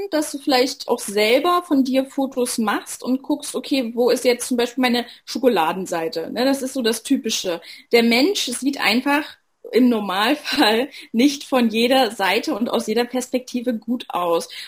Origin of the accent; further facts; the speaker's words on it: Saxony, Germany; Ich bin 25 Jahre alt. Ich komme aus der Nähe von Leipzig. Ich bin die amtierende Miss Sachsen